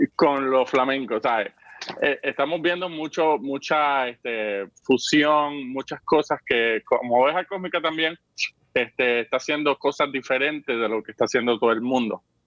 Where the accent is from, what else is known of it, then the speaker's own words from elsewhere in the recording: Vega Baja, Puerto Rico; en Vega Baja, de donde yo soy